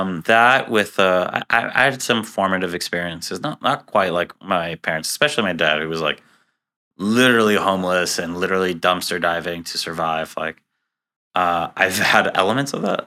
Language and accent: English; New York City, New York, United States; also born or lived in Israel; now in Boston, United States; I was born and raised in Queens, New York, which is the most diverse place in the United States.